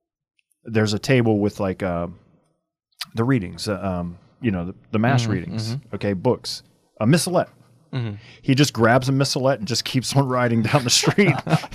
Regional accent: Louisiana, United States; I'm from Louisiana.

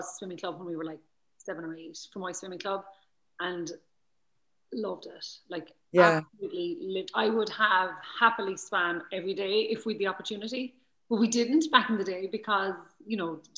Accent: Kilworth, Munster, Ireland; also born or lived in Nottingham; I grew up in Kilworth.

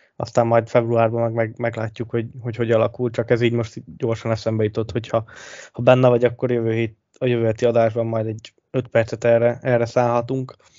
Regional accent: Hungary; hogy le se tagadhatnánk, hogy magyarok vagyunk

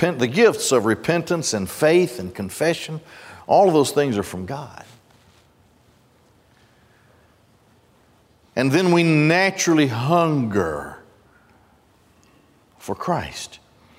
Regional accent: Gadsden, Alabama, United States; When I grew up in Gadsden, not far from my house was the Marita Bakery

